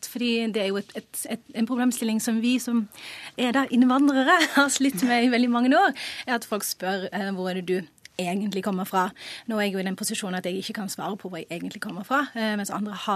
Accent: Flekkefjord, Agder, Norway; Ja, jeg kommer fra Flekkefjord, så, så stopper vanligvis ikke samtalen der.

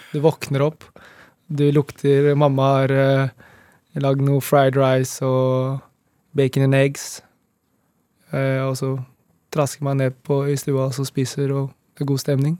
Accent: Nittedal, Akershus, Norway; Det er der jeg vokste opp

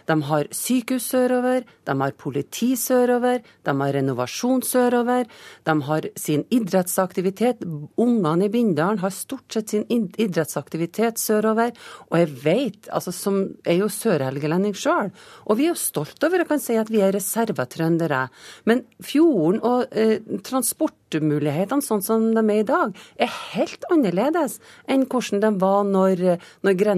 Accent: Nordland, Norway; er nordlending i dag, om jeg er trønder om noen år, så tror jeg nok jeg skal overleve for det.

